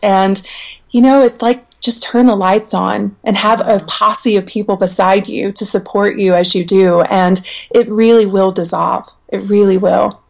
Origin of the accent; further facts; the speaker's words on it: the South, United States; I grew up in the South in trailer parks